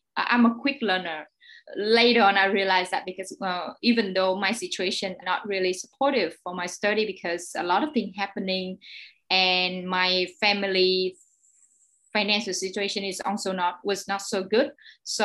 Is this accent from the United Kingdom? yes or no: no; Ho Chi Minh City, Vietnam; I was born here in Saigon, in District 10